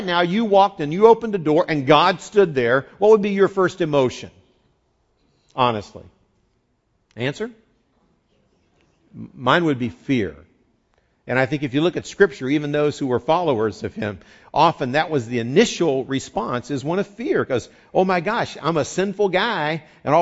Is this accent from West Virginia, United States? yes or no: yes; West Virginia, United States; moved away; I grew up in West Virginia